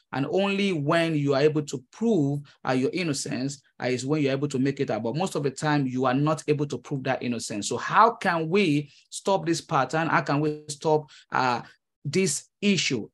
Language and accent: English; Nigeria; moved away as an adult; now in United States; I am a Nigerian immigrant. Uh, I came to the United States uh, early 2015